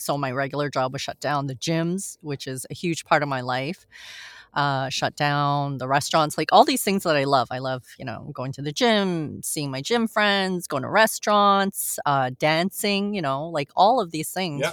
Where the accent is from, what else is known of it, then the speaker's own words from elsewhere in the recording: Montreal, Quebec, Canada; also born or lived in France; I was born in France actually. And then oh. and then oh, we moved here. Uh, we moved to Montreal when I was a baby